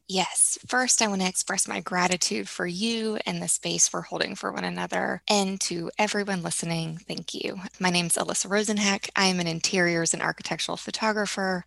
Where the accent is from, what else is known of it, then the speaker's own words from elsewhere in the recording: Tulsa, Oklahoma, United States; I grew up in Tulsa, Oklahoma.